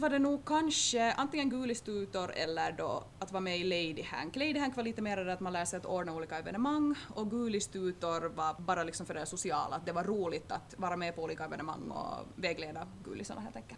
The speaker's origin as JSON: {"language": "Swedish", "town": "Turku", "region": "Southwest Finland", "country": "Finland", "tie": "born or raised there", "moved": "as an adult", "lives_now": "Vaasa, Finland", "said": "hem, hem för mig är ju egentligen Åbo"}